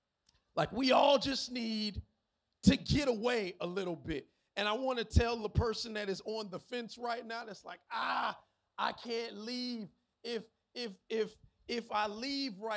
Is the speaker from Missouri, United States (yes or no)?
no; Miami, Florida, United States; I'm from Miami. I was born and raised in the county of Dade, Carroll City, 305.